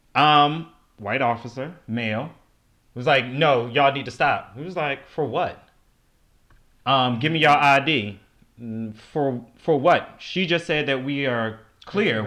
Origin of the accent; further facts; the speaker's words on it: Baltimore, Maryland, United States; born and raised in Baltimore City